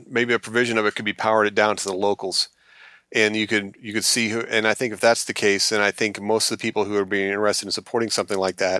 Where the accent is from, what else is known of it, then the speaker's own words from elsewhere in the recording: Alabama, United States; And I also remember them being shocked that I was from Alabama.